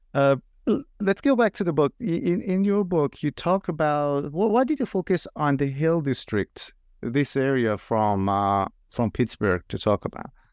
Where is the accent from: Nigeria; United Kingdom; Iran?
Iran; moved away; I'm originally from Iran myself